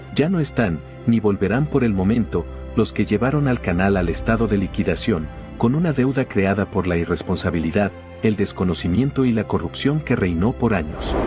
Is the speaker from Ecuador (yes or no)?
yes; Ecuador; los ecuatorianos honestos del país